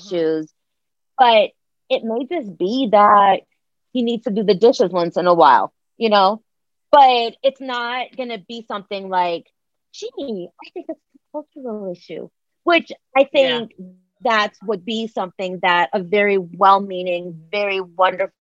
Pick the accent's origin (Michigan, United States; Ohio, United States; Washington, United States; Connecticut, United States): Ohio, United States; Akron; moved away; also born or lived in Oak Park, Illinois; I grew up in Akron, Ohio